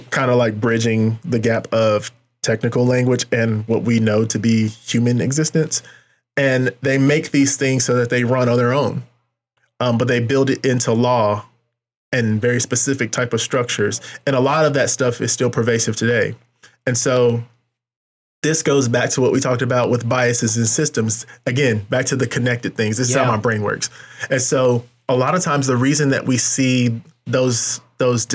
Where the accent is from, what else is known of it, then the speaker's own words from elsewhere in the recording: North Carolina, United States; now in Kansas City, United States; I'm from North Carolina, specifically the Triad, High Point, Winston-Salem, Greensboro.